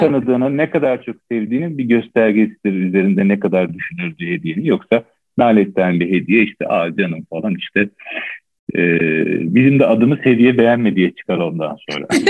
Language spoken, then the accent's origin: Turkish; Istanbul, Turkey; born or raised there